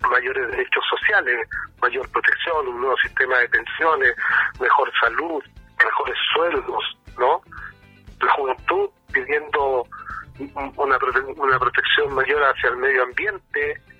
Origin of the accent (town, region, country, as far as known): Chile